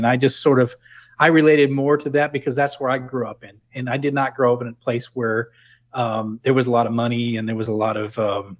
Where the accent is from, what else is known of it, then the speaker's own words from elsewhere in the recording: New England, United States; Well, to me, they spoke another language because I was from New England. I didn't quite understand what they were talking about.